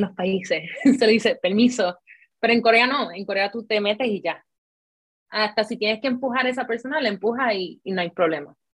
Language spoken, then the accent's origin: Spanish; Puerto Rico; moved away as an adult; now in South Korea; yo soy de Puerto Rico